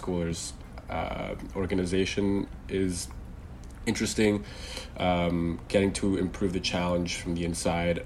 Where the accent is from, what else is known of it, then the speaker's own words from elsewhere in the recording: Bay Area, California, United States; I'm from the Bay Area in California, so there's a pretty big emphasis on tech.